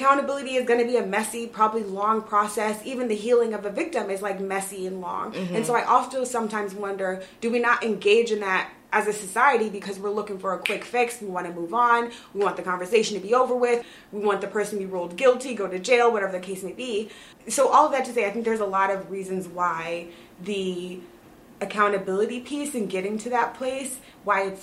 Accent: United States; who we are as American people

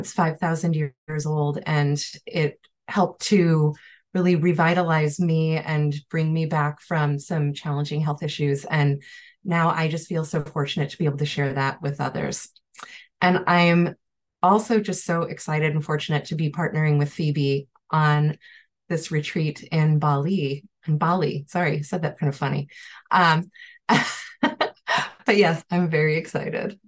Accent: Chicago, Illinois, United States; now in Beacon, United States; I'm originally also from the Chicago area, so fellow Chicagoans

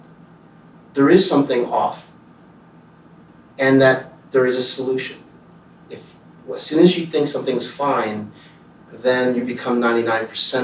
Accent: Cincinnati, Ohio, United States; also born or lived in Canada; I grew up in Cincinnati, Ohio

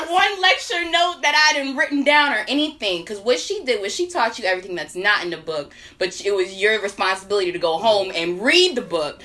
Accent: Northern Virginia, United States; moved away as an adult; now in Greensboro, North Carolina, United States; I'm from Northern Virginia

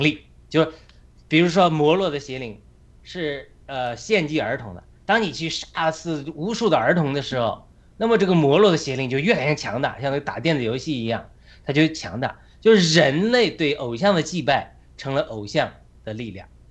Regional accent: China; now in United States; 我们家乡农村砍树

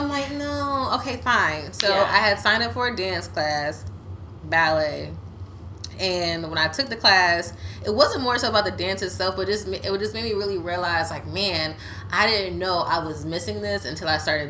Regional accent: the DMV, Washington metropolitan area, United States; also born or lived in Silver Spring, Maryland / Southern Maryland / Virginia; now in Washington, D.C., United States; I am from the DMV. I've literally lived in Maryland. I've lived in Virginia. I lived in D.C. I was born in Silver Spring.

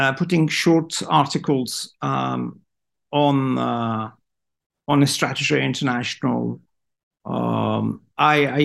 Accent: Iran; in Iran, we have a saying

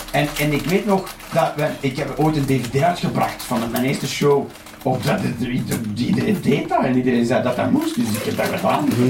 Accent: Flanders, Belgium; Als echte Vlaming

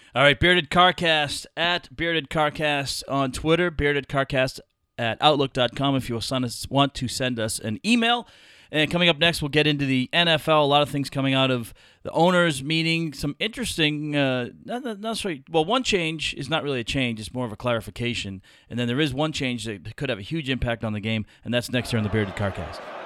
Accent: Boston, Massachusetts, United States; I grew up in Boston

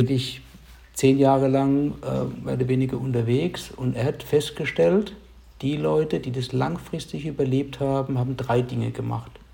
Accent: near Heidelberg, Baden-Württemberg, Germany; ich komme aus der Nähe von Heidelberg

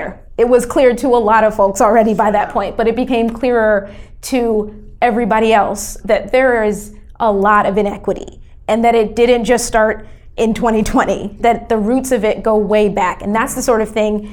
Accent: North Carolina, United States; but I grew up in North Carolina

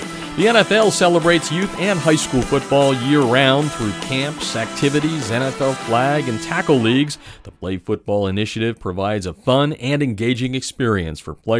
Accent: Pennsylvania, United States; my home state of Pennsylvania

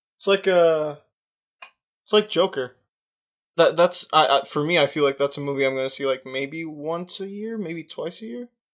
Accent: United States; I'm American

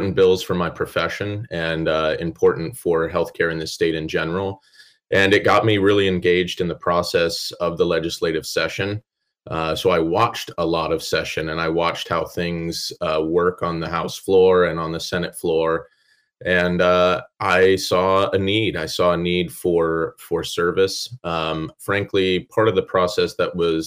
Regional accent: Kenai, Alaska, United States; also born or lived in Washington State; my parents moved up to Alaska to be Christian educators when I was 9. So they taught at a school here in Kenai, called Wings Christian Academy. So I grew up in the Kenai area.

